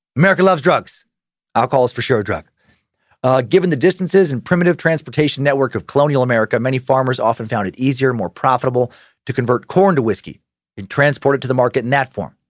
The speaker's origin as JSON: {"language": "English", "region": "Idaho", "country": "United States", "said": "I know I'm from Idaho"}